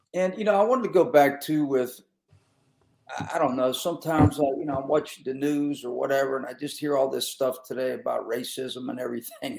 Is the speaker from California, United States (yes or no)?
no; Pittsburgh, Pennsylvania, United States; I grew up in Western Pennsylvania